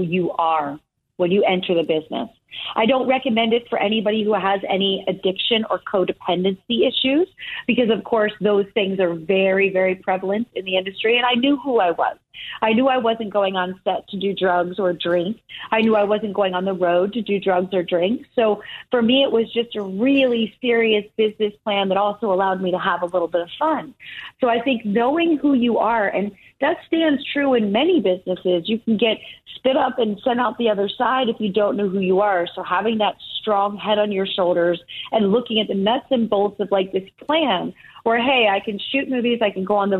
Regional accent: Easton, Pennsylvania, United States; moved away as an adult; I grew up in Easton, Pennsylvania.

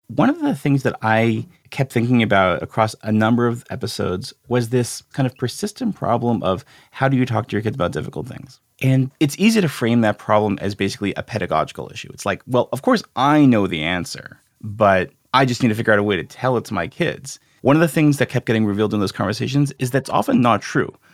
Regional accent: Canada; I grew up in Canada

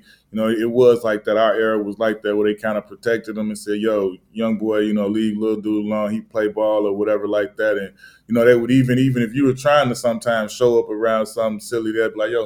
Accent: Chicago, Illinois, United States; moved away as an adult; also born or lived in Los Angeles / New York; I'm from the South Side, from the 100s to the Roseland area, 115th Parnell. right there. Went Whistler Elementary School

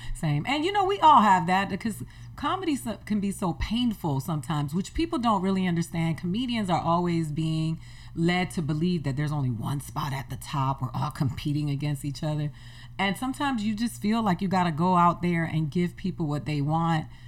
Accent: Miami, Florida, United States; moved away; I grew up in Miami, so I used to go to the beach every weekend.

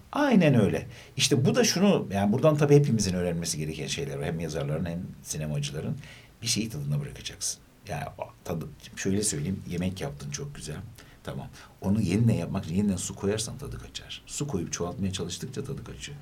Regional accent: Gaziantep, Turkey; ben Antepliyim

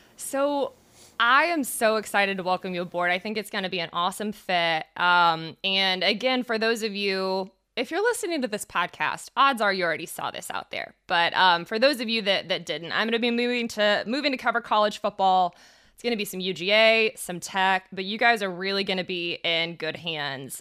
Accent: Fayetteville, Georgia, United States; I'm from an hour south. I'm from Fayetteville, Georgia.

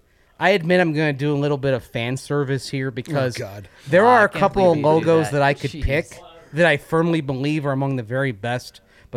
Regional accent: United Kingdom; Remember, I'm British, so

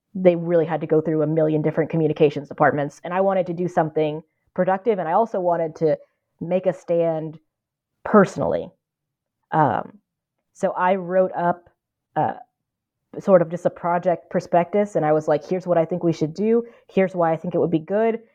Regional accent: the Ozarks, southwest Missouri, United States; moved away as an adult; also born or lived in Minneapolis; now in Cambridge, United States; we both grew up in the Ozarks

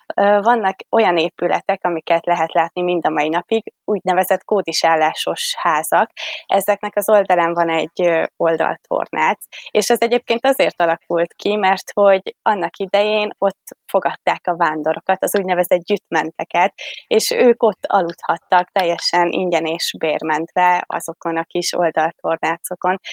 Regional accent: Vas, Hungary; én az őrség mellett egy kis falucskában nőttem fel

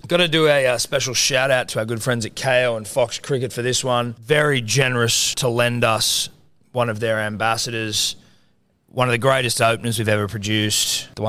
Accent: Mittagong, New South Wales, Australia; I'm from Mittagong.

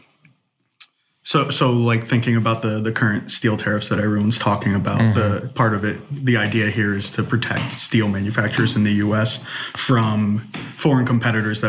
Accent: Maryland, United States; also born or lived in West Virginia / Michigan; now in Louisville, United States; I'm from Maryland originally

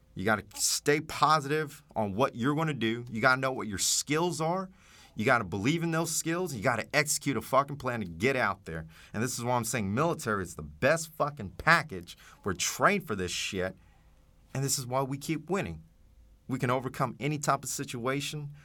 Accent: Dallas, Texas, United States; growing up in Oak Cliff and Dallas

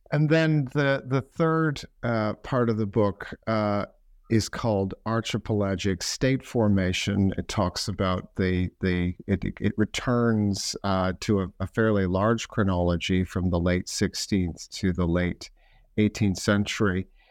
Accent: Canada; now in United Kingdom; I'm a Canadian

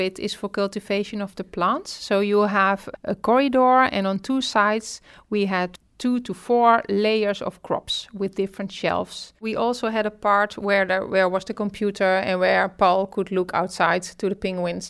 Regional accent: Netherlands

